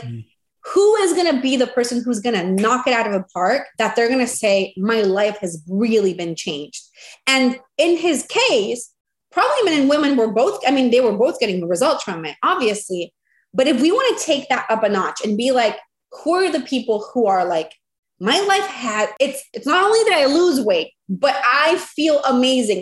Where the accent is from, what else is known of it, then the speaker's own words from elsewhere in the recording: Venezuela; moved away as an adult; now in United States; And then in 2015, we came to the US. I'm originally from Venezuela